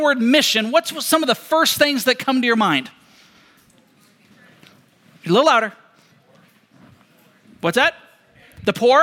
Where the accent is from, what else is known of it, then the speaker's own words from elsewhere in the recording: Seattle, Washington, United States; we grew up in Seattle, Washington.